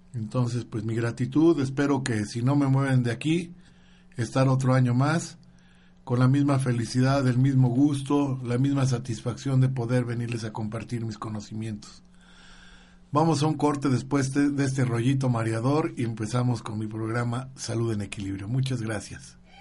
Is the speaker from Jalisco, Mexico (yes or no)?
yes; Guadalajara, Jalisco, Mexico; cuando era niño yo vivía en Guadalajara, Jalisco